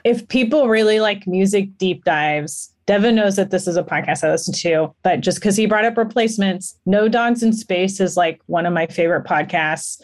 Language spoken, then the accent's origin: English; Los Angeles, California, United States; I grew up in Los Angeles, so it's, like, it's my history